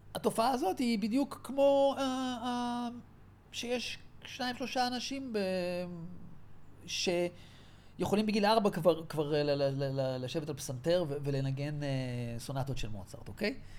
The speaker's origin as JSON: {"language": "Hebrew", "country": "Israel", "tie": "born or raised there", "said": "גדלתי בקיבוץ של השומר הצעיר"}